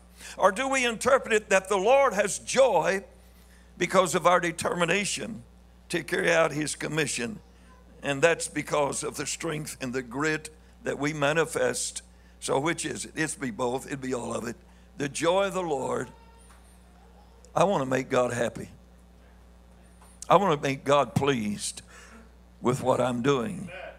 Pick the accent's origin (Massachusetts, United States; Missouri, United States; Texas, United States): Missouri, United States; but here I am from Missouri, and I want to be understood some